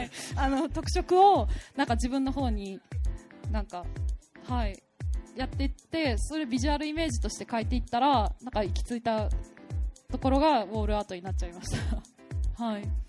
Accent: Fukuoka, Japan; now in Tokyo, Japan; 福岡です生まれ育ったんですけど

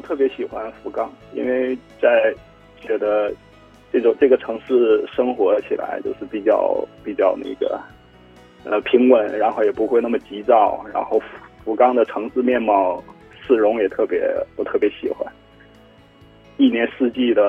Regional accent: Liaoning, China; now in Fukuoka, Japan; 是的，是的，我的家乡也是在，同样也是在海边，呃，所以我也比较喜欢有海的地方嘛。

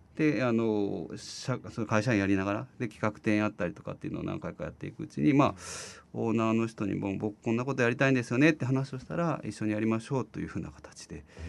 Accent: Nagaokakyo, Kyoto, Japan; moved away as an adult; also born or lived in Tokyo / Kansai; now in Fukuoka, Japan; 京都の長岡京というところなんですけど、はい、そこから大学で東京行って

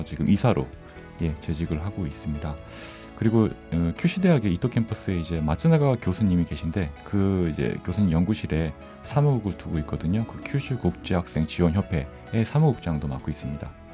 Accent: Seoul, South Korea; moved away as an adult; also born or lived in Gangwon Province, South Korea; now in Fukuoka, Japan; 한국 강원도에서 태어났지만 그 대부분 서울에서 지냈습니다.

